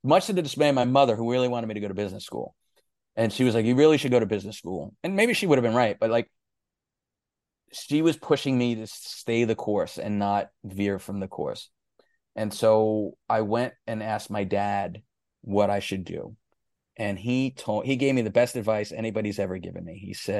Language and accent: English; New York City, New York, United States; The other thing too is I grew up in New York City in the 80s, so hip hop was just burgeoning at that point.